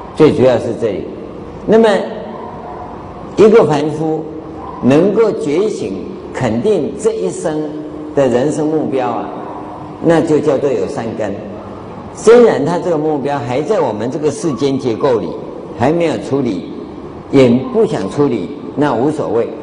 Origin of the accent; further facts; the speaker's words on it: Taiwan; 我们台湾话叫做拜门靠